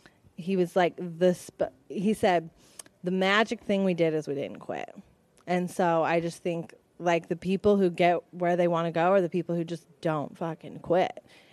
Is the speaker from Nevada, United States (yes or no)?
yes; Las Vegas, Nevada, United States; moved away as an adult; now in southern Utah, United States; I'm originally from Las Vegas, Nevada. That's where I was born and raised and started my romance with the industry. But I'm now based in southern Utah, and I'm a salon owner. And I'm a mommy of a 4-year-old little boy.